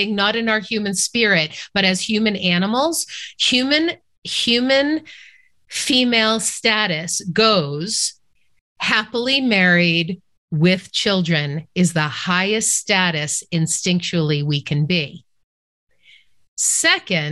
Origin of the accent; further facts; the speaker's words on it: Boston, Massachusetts, United States; I grew up in Boston